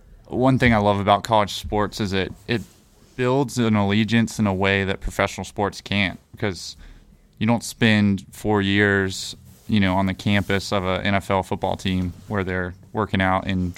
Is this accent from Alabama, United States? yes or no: yes; Alabama, United States; pulling for Georgia, growing up in Alabama, where everyone's Alabama or Auburn.